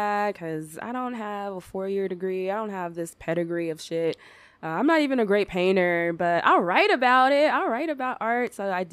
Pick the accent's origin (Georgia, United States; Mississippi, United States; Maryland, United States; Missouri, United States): Maryland, United States; Upper Marlboro; moved away as an adult; now in Reno, United States; I grew up in a town called Upper Marlboro, Maryland, and I moved out here to Reno about 5 years ago